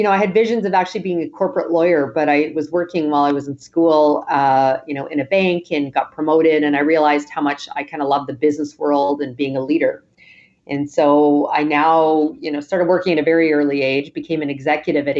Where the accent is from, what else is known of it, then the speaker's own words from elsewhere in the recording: Western Canada, Canada; moved away as an adult; also born or lived in Toronto, Canada; now in New York, United States; I'm originally from Canada, live in New York now, but I grew up on Western Canada